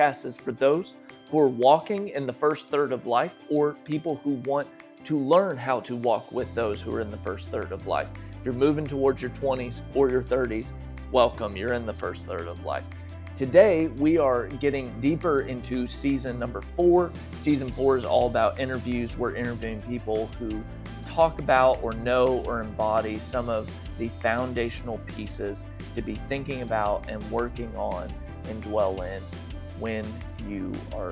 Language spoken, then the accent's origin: English; Austin, Texas, United States; accent: Southern; I am from the Austin area